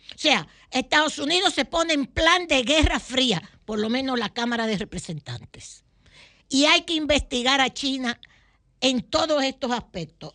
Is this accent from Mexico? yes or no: no; Dominican Republic; como buenos dominicanos